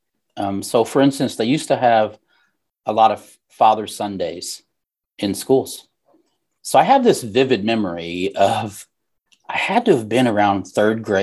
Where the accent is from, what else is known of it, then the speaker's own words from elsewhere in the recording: Southern Missouri, United States; also born or lived in Oregon; I was raised in Southern Missouri, born in Oregon